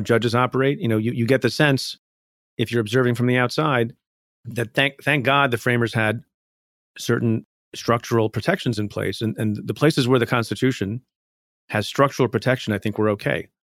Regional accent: India; now in United States; I was born in India, came to the United States

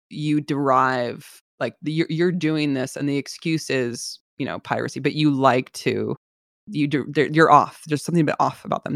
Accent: San Francisco Bay Area, California, United States; I'm from the Bay Area

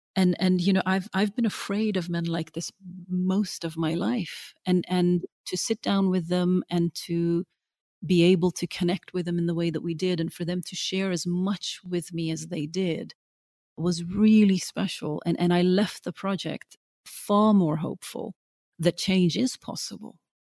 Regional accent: Norway; moved away as an adult; now in London, United Kingdom; growing up in Norway, I always felt like, you know, this strange sort of dark child in, in the sea of the blonde and the blue-eyed

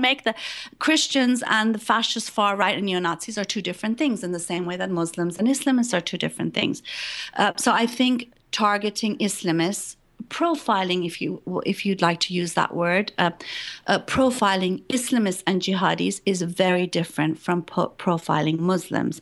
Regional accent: Iran; moved away; I was born in Iran

